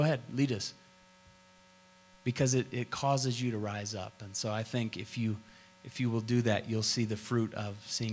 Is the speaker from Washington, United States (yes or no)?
no; Tulsa, Oklahoma, United States; I grew up in Tulsa, Oklahoma, and Oral Roberts laid hands on me a lot.